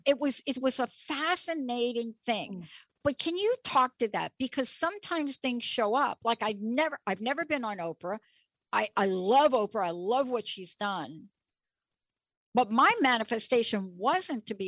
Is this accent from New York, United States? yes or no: yes; New York, United States; I'm from New York